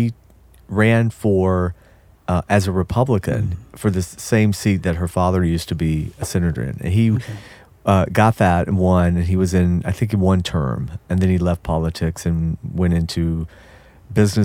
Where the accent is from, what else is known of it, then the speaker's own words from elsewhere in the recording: Athens, Georgia, United States; I grew up in Athens, Georgia